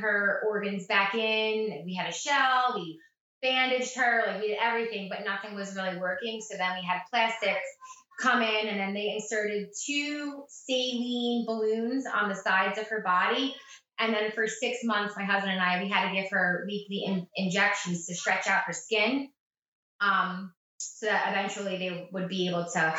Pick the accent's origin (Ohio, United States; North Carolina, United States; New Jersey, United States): New Jersey, United States; Point Pleasant; I grew up in Up Point Pleasant, New Jersey, and all within a 5-mile radius.